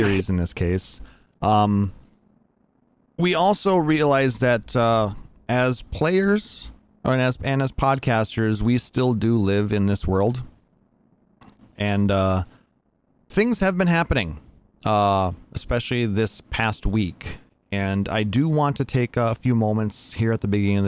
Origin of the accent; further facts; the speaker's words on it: Minnesota, United States; my home state